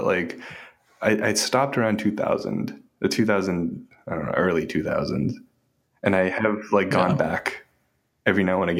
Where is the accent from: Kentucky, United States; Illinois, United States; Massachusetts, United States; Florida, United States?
Massachusetts, United States; Boston; also born or lived in Revere, Massachusetts; I grew up in East Boston and Revere.